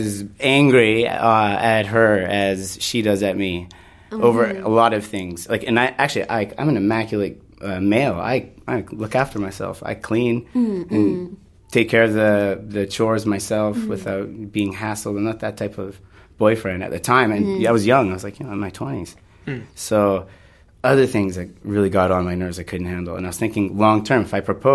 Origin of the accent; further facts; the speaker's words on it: near Fort St. John, British Columbia, Canada; moved away as an adult; near my hometown where most of my family had moved to, a place called Fort St. John